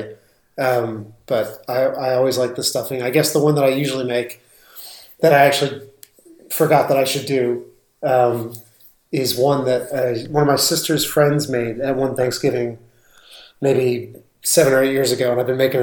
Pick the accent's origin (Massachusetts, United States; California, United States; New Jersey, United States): New Jersey, United States; I'm from New Jersey, not the South or anything